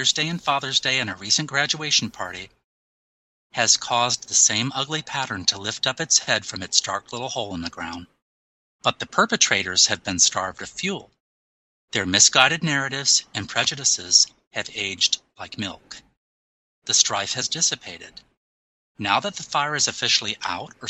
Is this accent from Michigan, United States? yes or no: yes; Michigan, United States; my home state of Michigan